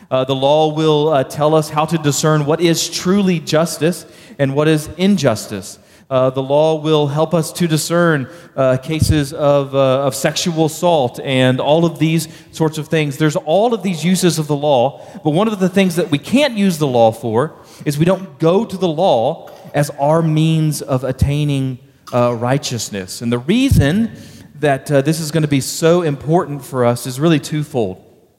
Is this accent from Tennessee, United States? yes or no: no; Baytown, Texas, United States; But I grew up in Baytown, Texas, just southeast of Houston.